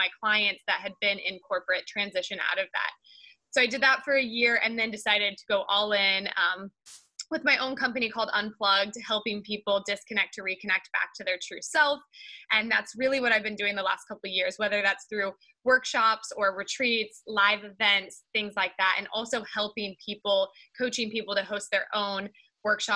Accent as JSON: {"language": "English", "region": "Kansas", "country": "United States", "tie": "born or raised there", "moved": "as an adult", "lives_now": "California, United States", "said": "it started back in Kansas 33 years ago. That's where I was born, and I grew up in Kansas."}